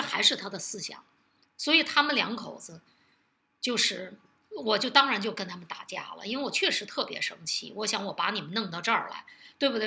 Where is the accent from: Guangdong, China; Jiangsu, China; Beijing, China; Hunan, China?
Beijing, China; 我为什么不能保留北京人呢